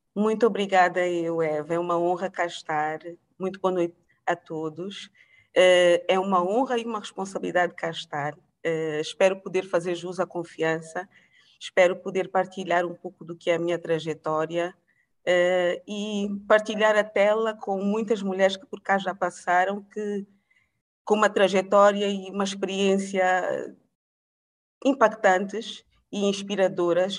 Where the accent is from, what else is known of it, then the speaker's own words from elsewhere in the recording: Angola; also born or lived in Portugal / United States; nasci em Portugal, mas fui criada em Angola